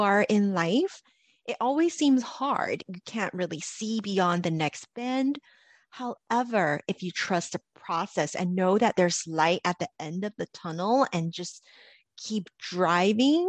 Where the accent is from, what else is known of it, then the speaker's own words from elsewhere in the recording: Los Angeles, California, United States; Growing up in Los Angeles